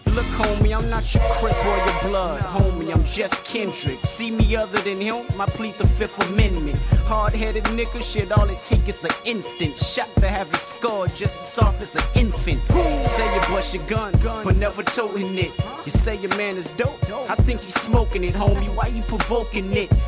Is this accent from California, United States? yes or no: yes; Compton, California, United States; my homeboys growing up in Compton